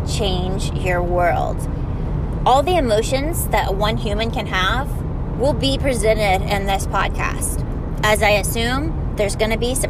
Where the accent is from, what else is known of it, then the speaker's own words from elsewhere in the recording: Florida, United States; I'm from Florida